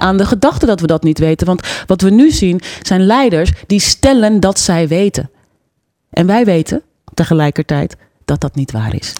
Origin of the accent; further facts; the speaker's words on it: Netherlands; als Nederlandse vrouw zou ik het gek vinden dat ik niet goed Nederlands spreek